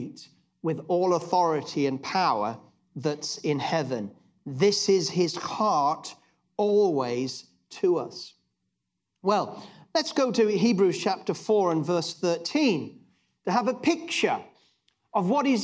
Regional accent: England, United Kingdom; being very English at heart

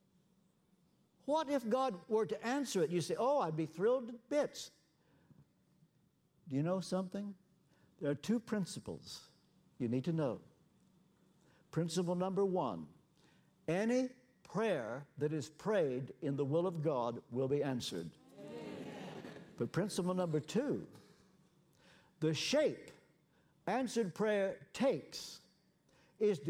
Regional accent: Ashland, Kentucky, United States; moved away; my hometown in Ashland, Kentucky

